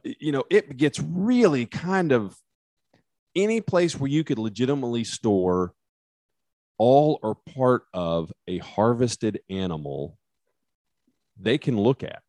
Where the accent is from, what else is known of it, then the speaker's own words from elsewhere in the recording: West Texas, United States; accent: West Texas; my West Texas accent